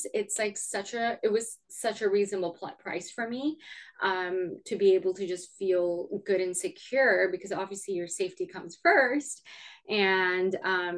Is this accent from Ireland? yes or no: no; Canada; moved away; I'm originally from Canada